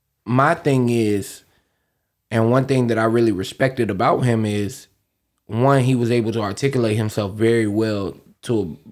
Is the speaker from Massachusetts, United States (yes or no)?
no; Florida, United States; I am from Florida.